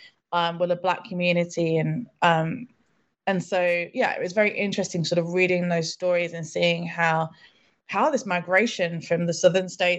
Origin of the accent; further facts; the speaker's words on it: United Kingdom; also born or lived in London; I'm British. I live in London